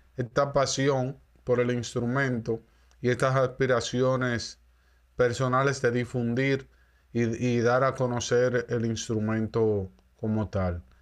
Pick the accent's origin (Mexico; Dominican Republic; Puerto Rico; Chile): Dominican Republic; primero como dominicano y luego como músico